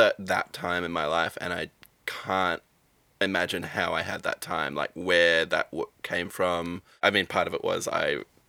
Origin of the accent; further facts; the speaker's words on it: Albany, Western Australia, Australia; I'm from Albany in West Australia, so on the very, like, bottom south tip. So very isolated but beautiful part of the world.